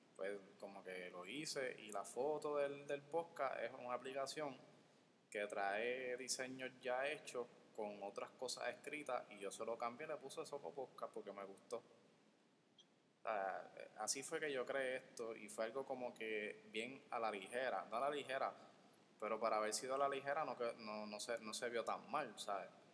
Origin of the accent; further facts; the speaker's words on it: Guaynabo, Puerto Rico; soy, de Guaynabo, no soy de San Juan